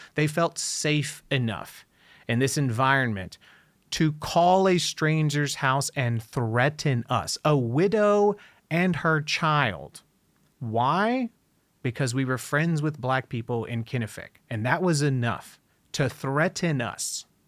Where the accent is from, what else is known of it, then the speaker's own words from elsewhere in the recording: Dayton, Ohio, United States; I grew up in not just Dayton, but a small town outside of Dayton